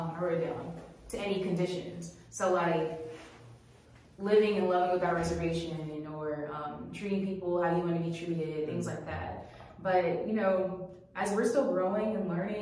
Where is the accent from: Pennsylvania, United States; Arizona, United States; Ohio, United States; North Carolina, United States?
North Carolina, United States; Charlotte; moved away as an adult; also born or lived in Brooklyn, New York; now in Greensboro, United States; from Charlotte, North Carolina. That's where I grew up.